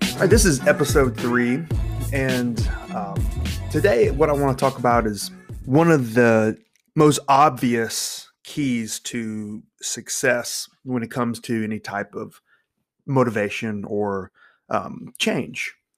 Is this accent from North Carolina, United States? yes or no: yes; North Carolina, United States; I'm from North Carolina